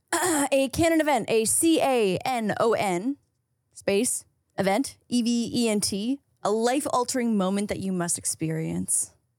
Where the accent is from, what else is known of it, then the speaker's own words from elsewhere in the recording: Canada; being Canadian here